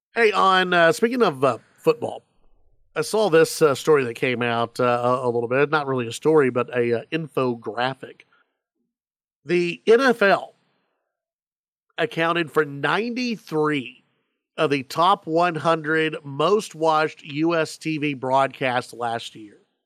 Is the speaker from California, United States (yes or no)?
no; Dallas-Fort Worth, Texas, United States; I grew up in Gr, in, in, in Dallas, Fort Worth